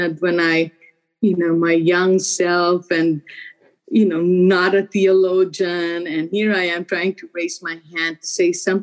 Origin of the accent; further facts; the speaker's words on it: Philippines; now in Portland, United States; I grew up in the Philippines. I was born and raised in the Philippines.